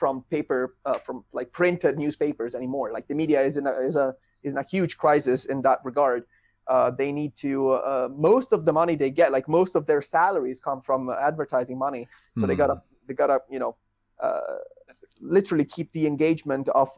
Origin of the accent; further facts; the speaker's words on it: Italy; English is a second language; now in Netherlands; my home country